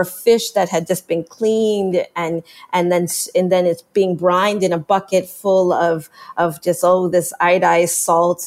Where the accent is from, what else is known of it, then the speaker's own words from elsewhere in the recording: Canada; as a Jamaican Canadian, now born American, but non-American person